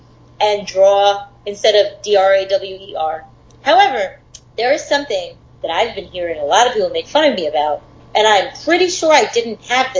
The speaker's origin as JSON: {"language": "English", "region": "New York", "country": "United States", "moved": "yes", "said": "So much of my life since I moved from Long Island, people made fun of the way I said water or duh."}